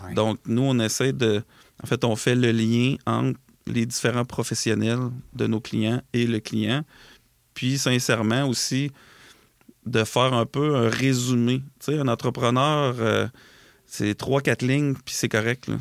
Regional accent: Lac-Etchemin, Quebec, Canada; on a un bureau dans Chaudière-Appalaches. Euh, qui est à la quête chemin en fait qui est un, c'est là d'où je viens en fait moi et mon frère

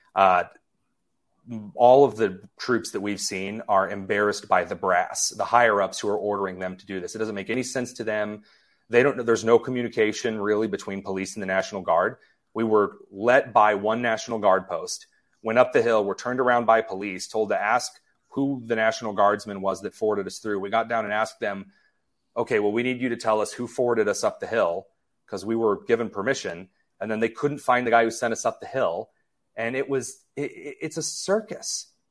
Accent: Indiana, United States; I grew up in Indiana

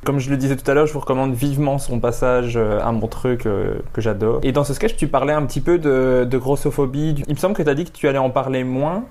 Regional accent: Belgium; Chez nous, en Belgique

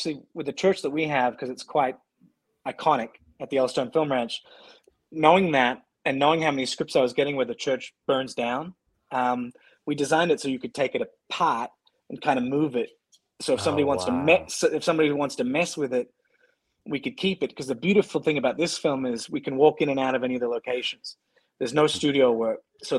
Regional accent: Australia; also born or lived in Scotland (heritage); now in Montana, United States; I'm Australian.

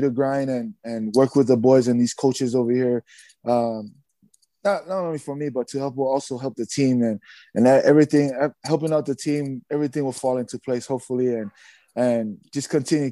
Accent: Hawaii, United States; moved away as an adult; also born or lived in Samoa; now in Utah, United States; I grew up playing rugby in Hawaii. And a little bit in Samoa when I grew up in Samoa when I was a little kid, but in Hawaii

